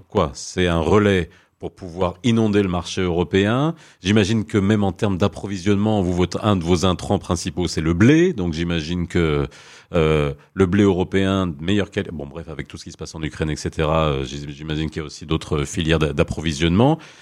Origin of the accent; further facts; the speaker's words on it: Morocco; on est marocain, quand on est ici